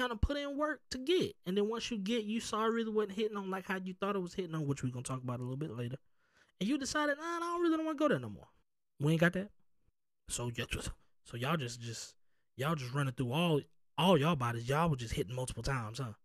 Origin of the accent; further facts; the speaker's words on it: the South, United States; I'm from the South